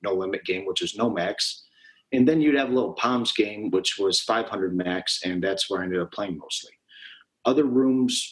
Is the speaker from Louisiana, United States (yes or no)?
no; Buffalo, New York, United States; moved away as an adult; now in Las Vegas, United States; I grew up in Buffalo, New York, or just south of Buffalo